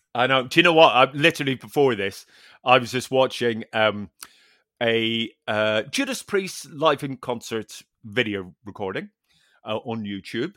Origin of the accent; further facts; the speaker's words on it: Northern Ireland, United Kingdom; I'm a Northern Irish pers-, person